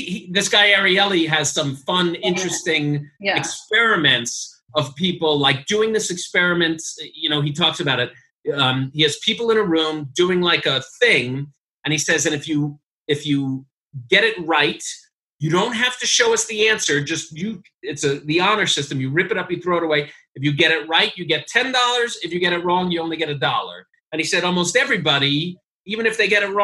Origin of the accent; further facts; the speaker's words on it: New York, United States; I'm from New York